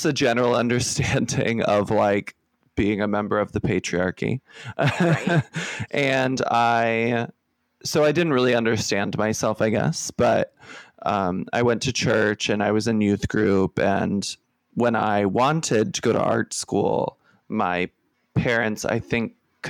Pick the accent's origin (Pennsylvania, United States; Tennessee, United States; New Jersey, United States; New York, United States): Pennsylvania, United States; Pittsburgh; moved away as an adult; now in Philadelphia, United States; I'm from Pittsburgh